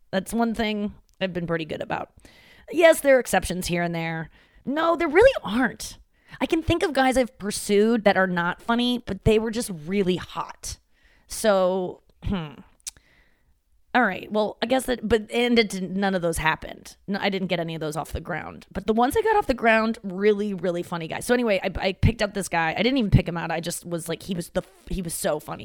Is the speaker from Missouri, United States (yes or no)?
yes; St. Louis, Missouri, United States; moved away; my hometown